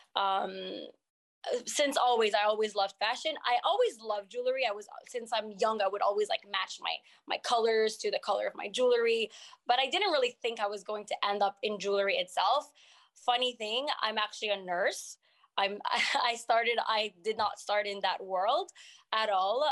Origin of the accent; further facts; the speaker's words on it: Montreal, Quebec, Canada; first language French; English is a second language; moved away as an adult; also born or lived in Morocco (family); now in United States; I'm from here, from Montreal, but my first language is French